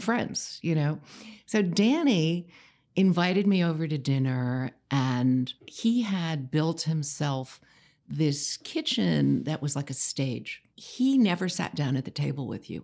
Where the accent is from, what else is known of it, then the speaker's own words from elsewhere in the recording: New York City, New York, United States; I grew up in New York City.